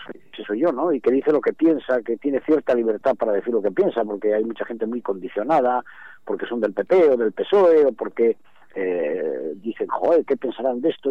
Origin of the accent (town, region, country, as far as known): Cantabria, Spain